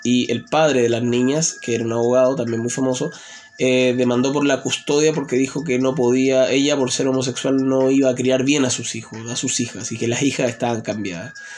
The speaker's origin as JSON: {"language": "Spanish", "country": "Chile", "said": "mi país, en Chile"}